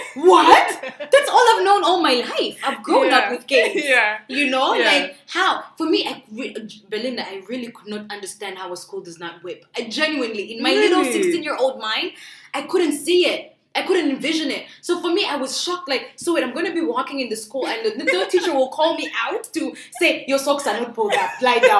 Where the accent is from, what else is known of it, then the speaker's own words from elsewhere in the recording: Uganda; now in Canada; I said I'm from Africa.